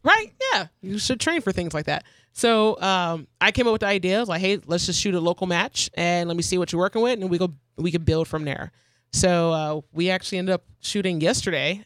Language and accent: English; Arizona, United States; I'm from out of state. I'm from Arizona